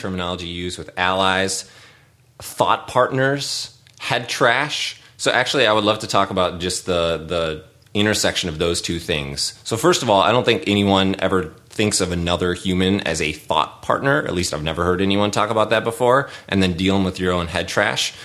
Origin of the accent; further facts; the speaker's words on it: St. Paul, Minnesota, United States; where I grew up in St. Paul